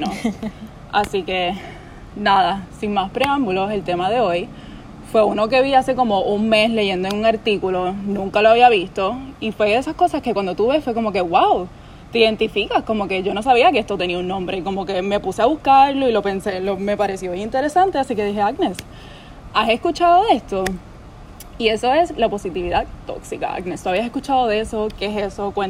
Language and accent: Spanish; Puerto Rico; soy puertorriqueña, tengo 22 años